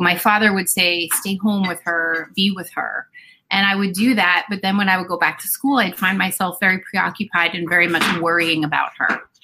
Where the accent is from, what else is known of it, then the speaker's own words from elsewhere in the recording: New Jersey, United States; moved away as an adult; I am, you know, and after my divorce, I moved back to my hometown. So okay. I am living in my hometown where I grew up.